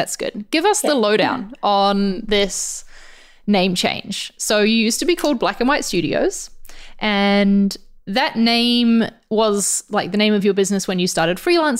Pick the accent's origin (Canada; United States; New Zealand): New Zealand; moved away; my home country of New Zealand